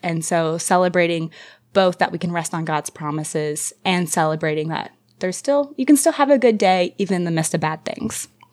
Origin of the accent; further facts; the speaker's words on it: United States; growing up in America